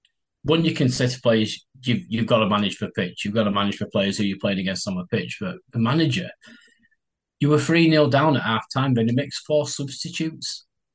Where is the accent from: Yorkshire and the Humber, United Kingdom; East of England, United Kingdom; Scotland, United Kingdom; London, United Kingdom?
Yorkshire and the Humber, United Kingdom; Leeds; I went to school in Leeds and been a town fan growing up in Leeds